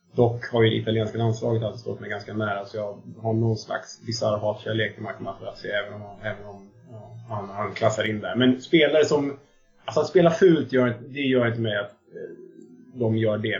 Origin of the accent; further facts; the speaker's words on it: Täby, Stockholm County, Sweden; now in Solna, Sweden; jag kommer från eh, Stockholmsförorten Täby och jag bor i, jag vet inte om man får säga förort om det för då blir folk sura, men jag bor i, i Solna